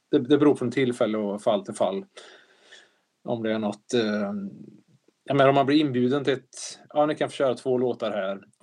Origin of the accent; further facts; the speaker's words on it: Värmland, Sweden; accent: Värmlandic; behärskad värmländska här.